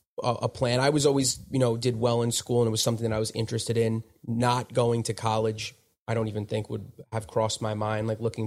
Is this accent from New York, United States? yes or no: yes; Smithtown, New York, United States; so I was born in Smithtown, which is on Long Island.